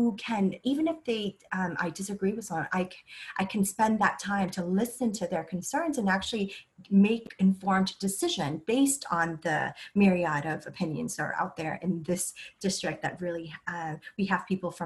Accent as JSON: {"language": "English", "country": "Vietnam", "moved": "yes", "lives_now": "United States", "said": "I'm a refugee from Vietnam"}